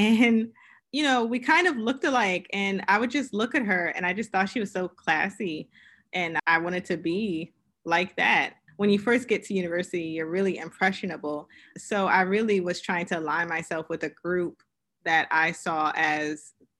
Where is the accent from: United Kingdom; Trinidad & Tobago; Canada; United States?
United States; Queens, New York; also born or lived in Pennsylvania; So originally I am from Queens, New York. So I am a New York girl, but I moved around quite a bit for my father's profession.